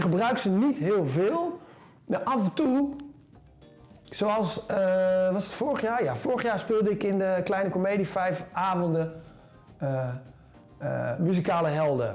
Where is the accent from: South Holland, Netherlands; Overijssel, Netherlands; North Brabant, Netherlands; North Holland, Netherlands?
Overijssel, Netherlands; Deventer; moved away as an adult; now in Amsterdam, Netherlands; de Keizerslanden en de, eh, dat is de wijk waar ik geboren ben. Ja. Eh, opgegroeid eigenlijk onder de rook van de brug en het burgerweeshuis